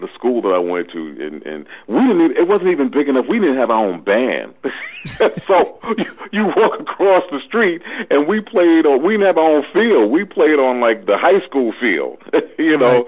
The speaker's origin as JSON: {"language": "English", "town": "New York City", "region": "New York", "country": "United States", "tie": "born or raised there", "also_born_or_lived": "Richmond, Virginia", "said": "I'm born and raised and bred in Brooklyn, New York."}